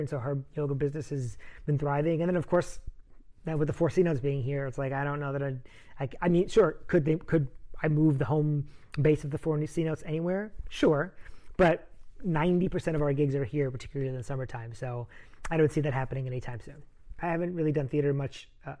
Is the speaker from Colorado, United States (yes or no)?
no; New Rochelle, New York, United States; moved away as an adult; now in Chicago, United States; I grew up in New Rochelle, New York.